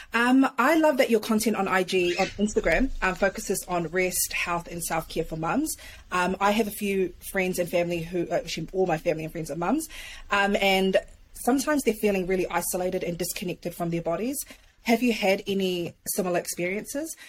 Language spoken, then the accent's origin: English; New Zealand; moved away as an adult; I'm a Kiwi. I'm a Kiwi. So, like, I've only been here, like, close to a year